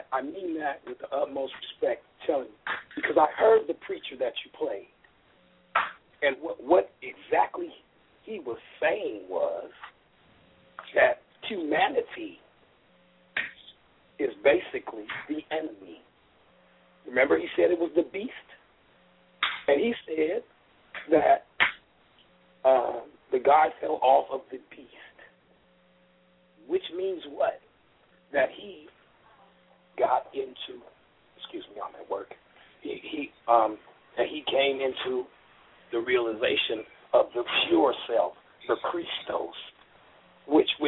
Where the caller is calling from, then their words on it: Oakland, California, United States; I uh, this is … I'm calling from Oakland, California.